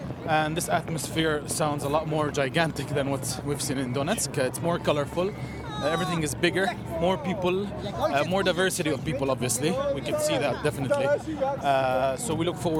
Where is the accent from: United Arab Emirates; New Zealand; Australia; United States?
United Arab Emirates; Dubai; We're from Dubai.